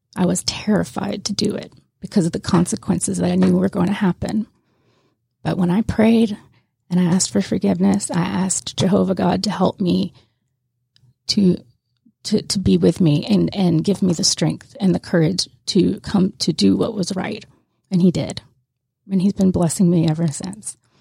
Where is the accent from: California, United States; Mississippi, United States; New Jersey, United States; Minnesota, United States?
Mississippi, United States; Pascagoula; moved away as an adult; now in Georgia, United States; I'm from Miss, Pascagoula, Mississippi, right on the Gulf Coast, and I was born and raised there